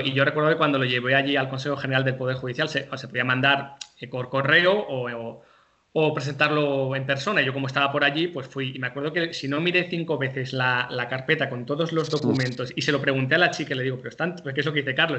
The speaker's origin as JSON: {"language": "Spanish", "town": "Santander", "region": "Cantabria", "country": "Spain", "moved": "as an adult", "said": "yo no soy de Madrid, yo soy de Santander"}